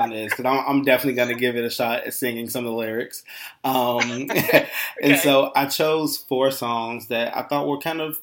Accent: Chicago, Illinois, United States; moved away as an adult; now in Los Angeles, United States; I'm from Chicago. And I moved out here last March

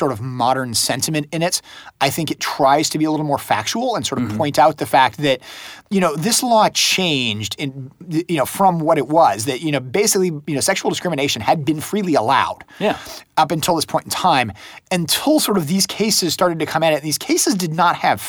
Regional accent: United States; as an American

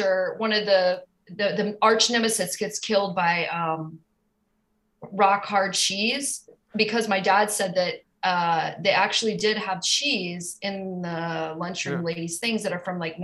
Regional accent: Minnesota, United States; I'm from Minnesota.

